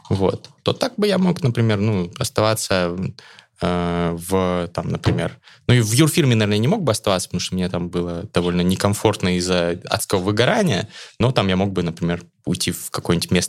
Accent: Astana, Kazakhstan; born there; Я родился в Астане.

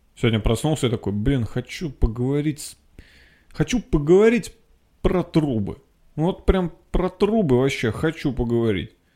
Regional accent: Nizhny Novgorod, Nizhny Novgorod Oblast, Russia; moved away as an adult; Я был в Нижнем Новгороде. Я там родился. Я там жил двадцать лет

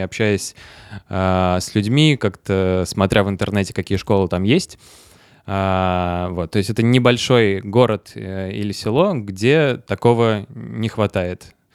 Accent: Votkinsk, Udmurtia, Russia; Мой, мой родной город Воткинск

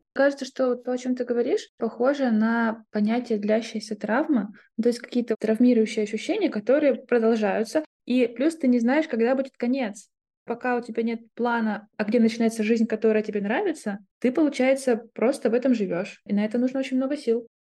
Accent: Moscow, Russia; moved away; это был год сепарации от большого «мы», как мы россияне, и от «мы», как мы москвичи

